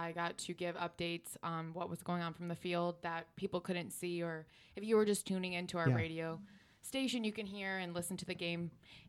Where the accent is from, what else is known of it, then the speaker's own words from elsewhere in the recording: Chicago, Illinois, United States; moved away as an adult; now in Texas, United States; It's still from Illinois, so I'm originally from Chicago. I moved here for a boy.